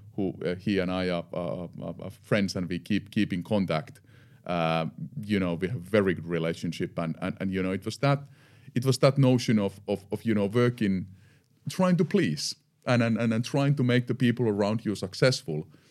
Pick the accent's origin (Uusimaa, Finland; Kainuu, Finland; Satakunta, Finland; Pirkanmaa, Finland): Satakunta, Finland; Eura; I'm born and raised in Finland, in the western part of Finland, a small town called Eura. Uh, I lived there for the first fifteen years.